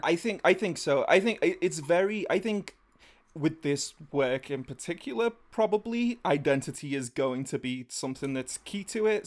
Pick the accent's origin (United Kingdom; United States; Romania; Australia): United Kingdom; England; I'm one of the white English.